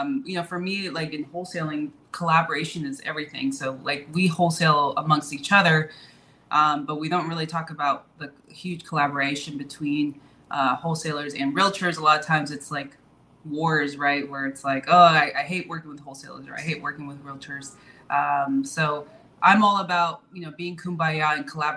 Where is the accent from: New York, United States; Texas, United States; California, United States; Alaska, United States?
California, United States; Bay Area; I'm originally from California, born and raised from the Bay Area